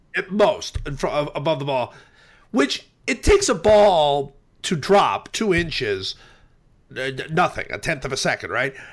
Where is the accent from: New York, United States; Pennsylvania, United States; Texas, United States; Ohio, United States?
Ohio, United States; Cleveland; I grew up in Cleveland, and I'm a Browns fan